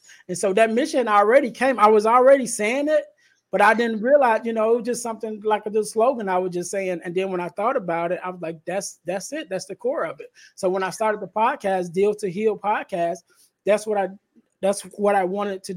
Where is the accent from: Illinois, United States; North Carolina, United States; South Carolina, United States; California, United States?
Illinois, United States; Chicago; I'm in the area, because I'm from Chicago